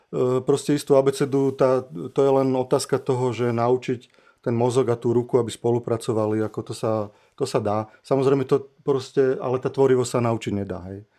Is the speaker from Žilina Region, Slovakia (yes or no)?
yes; Žilina, Žilina Region, Slovakia; also born or lived in Liptovský Mikuláš; som sa narodil v Mikuláši a od, od, odišli sme do Žiliny a odtedy tam žijem. No. Čiže ja som Žilinčan